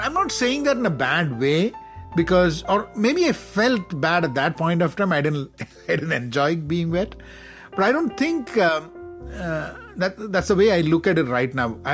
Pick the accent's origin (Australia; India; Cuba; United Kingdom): India; Kerala; I'm from Kerala